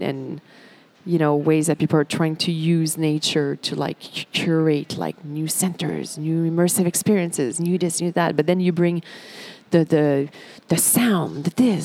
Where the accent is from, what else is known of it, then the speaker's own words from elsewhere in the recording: Montreal, Quebec, Canada; I'm from Montreal, so the beach is a big thing for us.